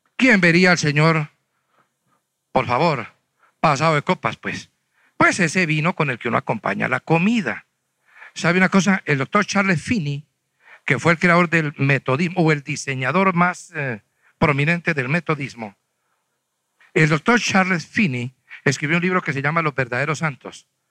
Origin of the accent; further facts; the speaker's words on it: Huila, Colombia; now in Bogotá, Colombia; yo soy de Huila.